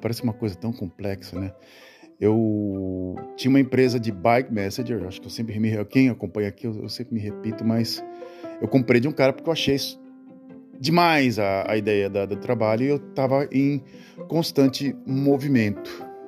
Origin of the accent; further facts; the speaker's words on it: Brazil; moved away as an adult; also born or lived in Santos; now in Netherlands; eu saí do Brasil porque eu me casei com uma holandesa e aqui era melhor do que aí